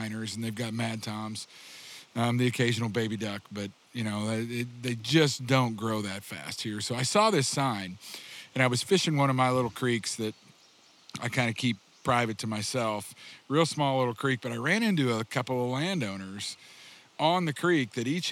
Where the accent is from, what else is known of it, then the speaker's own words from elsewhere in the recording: Republic, Missouri, United States; also born or lived in Alaska; I grew up about 30 miles east of where we are, or west of where we are right now, and outside of a little town called Republic